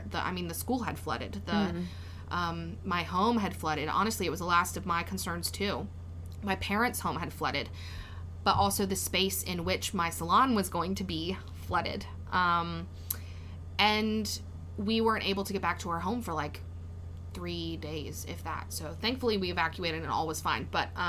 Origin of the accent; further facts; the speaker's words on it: Denham Springs, Louisiana, United States; I'm so from Denham Springs.